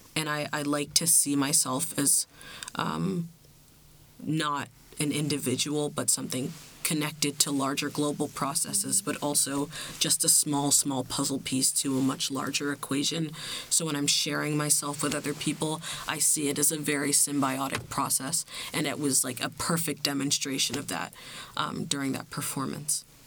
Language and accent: English; Bermuda; I'm from Bermuda